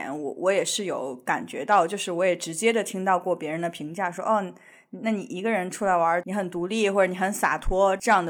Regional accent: China; now in United States; 我作为一个中国人，我也没有过圣诞的传统，

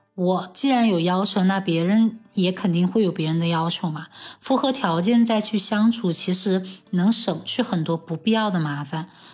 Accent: Chengdu, Sichuan, China; 我从小在成都长大，现在也在成都工作

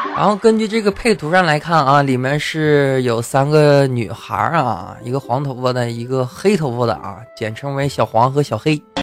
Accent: China; 我们朝鲜人，朝鲜族啊，中国朝鲜族

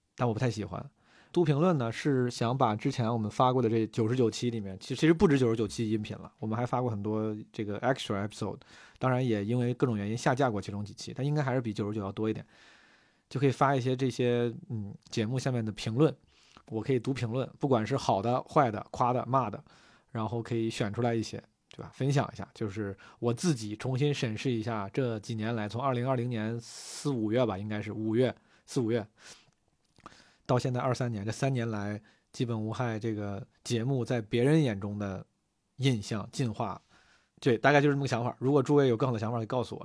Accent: Zhengzhou, Henan, China; 从小在河南、在郑州搓澡

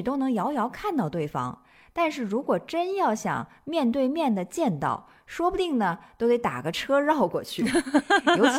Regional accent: Nanchang, Jiangxi, China; born there; 我祖籍不是江西，但是我本人呢是出生在江西这个地方的，所以我在江西，具体的说，在南昌这个地方，更多的是以一种旁观者的。角度来看待它

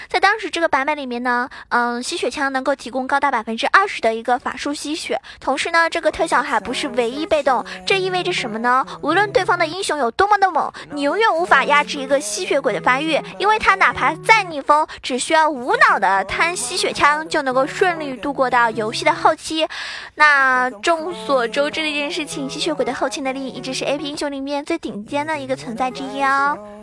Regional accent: China; 我们中国也有句话说得好

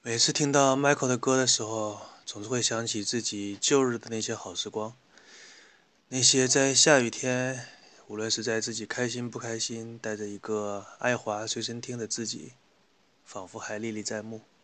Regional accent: China; 我们中国的方言

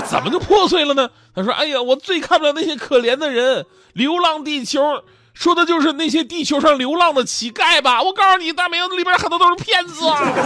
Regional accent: China; 我们中国人独有的恋家情怀

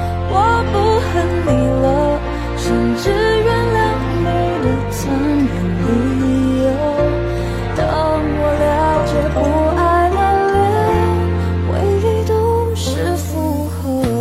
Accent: Jingzhou, Hubei, China; accent: Hong Kong-Taiwan accent; 我是土生土长的湖北荆州人，本地内地的，不是台湾的。就我港台腔很明显，是不是？

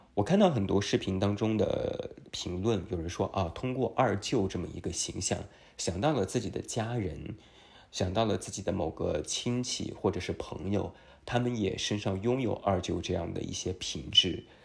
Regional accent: China; 我们中国人

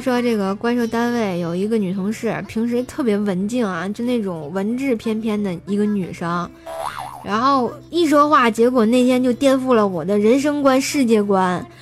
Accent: Tianjin, China; accent: Tianjin dialect; 我们天津话说得特别鲁

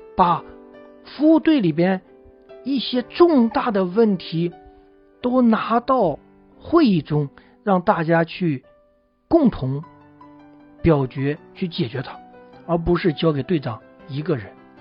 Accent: China; 这个一提起开会啊，我们中国人总会比较反感

